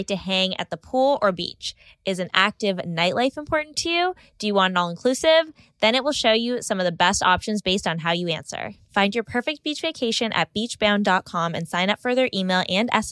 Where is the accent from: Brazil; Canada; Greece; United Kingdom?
Canada; I'm from Canada, and our Thanksgiving is early October